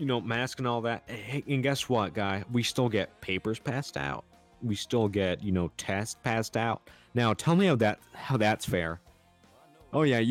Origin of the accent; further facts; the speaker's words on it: United States; I'm an American